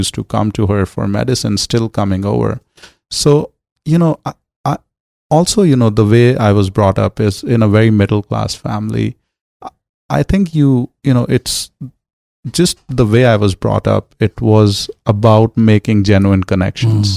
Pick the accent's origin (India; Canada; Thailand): India; New Delhi, Delhi; moved away as an adult; now in Los Angeles, United States; growing up in New Delhi.